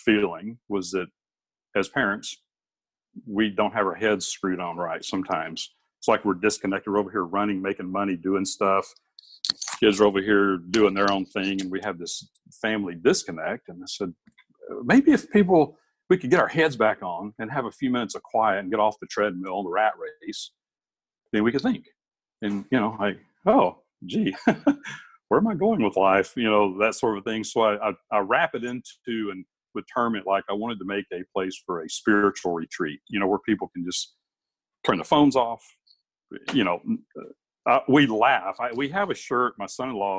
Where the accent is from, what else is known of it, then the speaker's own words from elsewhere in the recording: Alabama, Tennessee, the South, United States; now in Alaska, United States; I grew up in Alabama, Tennessee